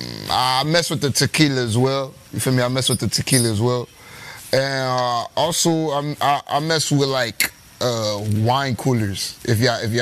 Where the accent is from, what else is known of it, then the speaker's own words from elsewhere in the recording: Miami, Florida, United States; I'm from Miami